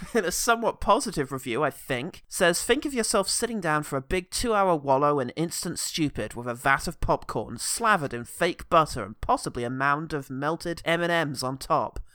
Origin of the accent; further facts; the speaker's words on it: London, United Kingdom; being a Londoner